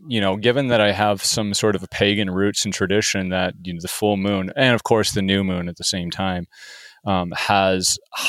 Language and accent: English; Seattle, Washington, United States; I'm from Seattle, Washington